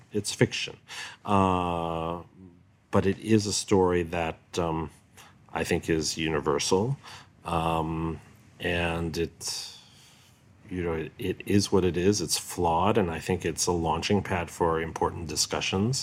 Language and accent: English; New York, United States; when I was a little kid in New York.